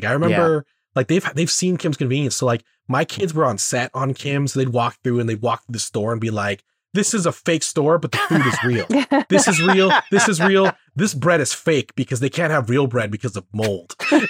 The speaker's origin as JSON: {"language": "English", "country": "Canada", "said": "We should be finding relatability in the fact that we're very Canadian."}